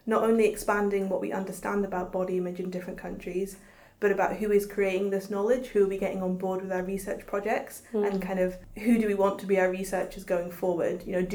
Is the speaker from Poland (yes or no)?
no; Ghana; Yeah, but they didn't want to talk about it in front of another Ghanaian woman, which I thought was really interesting